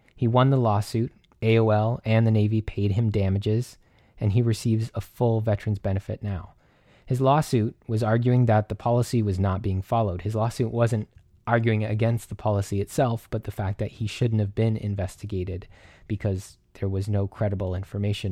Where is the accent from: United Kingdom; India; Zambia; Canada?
Canada; I'm Canadian